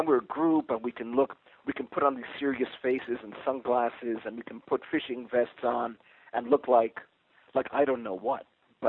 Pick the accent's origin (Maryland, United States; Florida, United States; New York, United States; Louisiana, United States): New York, United States; New York City; born there; also born or lived in Mexico / Puerto Rico / Spain; I was born in New York City.